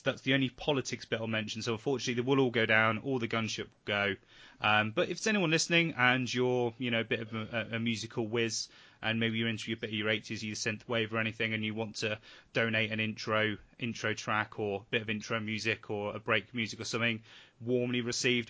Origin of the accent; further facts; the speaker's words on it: England, United Kingdom; we're English